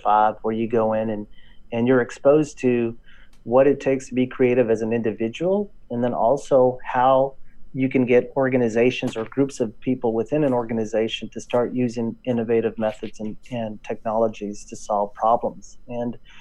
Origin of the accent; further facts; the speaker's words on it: West Texas, United States; accent: drawl; moved away as an adult; now in Northern California, United States; I went back home to my hometown in West Texas. In case you don't notice a drawl, that's why. I hear it. Yeah. I'm from Texas, born and raised.